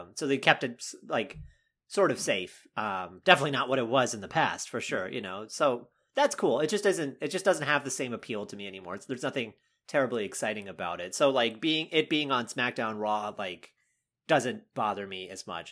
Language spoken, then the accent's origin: English; North Carolina, United States; moved away; I grew up in North Carolina